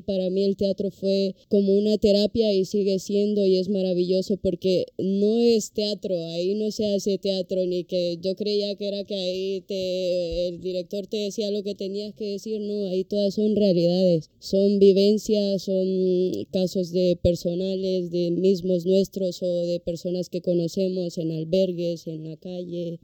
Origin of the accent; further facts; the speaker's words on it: Honduras; moved away as an adult; now in Spain; Yo soy de Honduras, soy extranjera